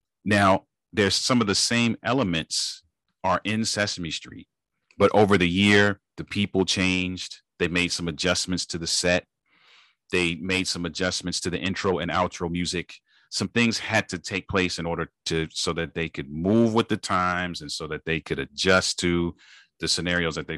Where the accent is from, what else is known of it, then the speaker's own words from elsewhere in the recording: United States; Born in the United States, born to parents that were originally from the Caribbean